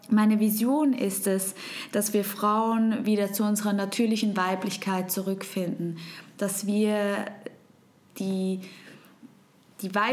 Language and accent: German; Switzerland; first language Swiss German; German is a second language; ich komme aus der wunderschönen Schweiz. Und du hörst es vielleicht, meine Muttersprache ist nicht Hochdeutsch, sondern Schweizerdeutsch.